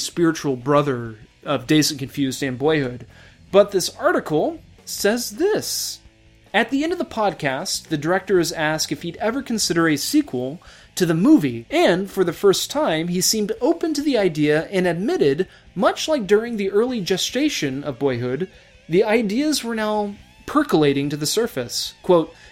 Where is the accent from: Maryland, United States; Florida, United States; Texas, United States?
Texas, United States; Houston; I'm from Texas. I'm a Houston boy as well.